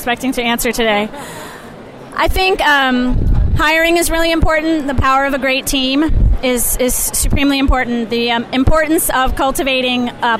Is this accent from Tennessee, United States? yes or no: no; Ohio, United States; I'm born and raised in Ohio